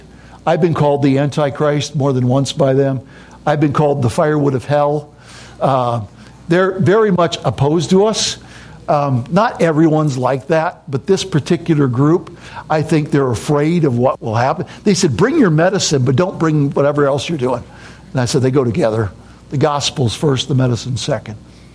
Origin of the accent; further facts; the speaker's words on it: United States; now in Papua New Guinea; To me, this is home. Yeah, I'm an American, but I've lived so much of my life there. That's home. I dream in Pidgin. I think in Pidgin. That's who I am.